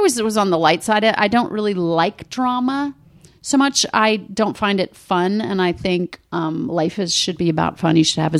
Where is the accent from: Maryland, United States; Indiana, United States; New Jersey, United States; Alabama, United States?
Maryland, United States; Rockville; I grew up in Rockville, Maryland, a little town.